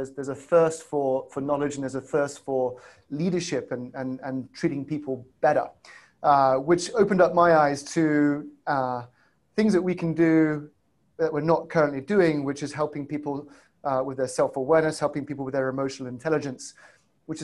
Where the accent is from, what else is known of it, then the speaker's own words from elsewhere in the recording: England, United Kingdom; accent: south side of Chicago, stroke UK; You might tell that my accent is south side of Chicago, stroke UK.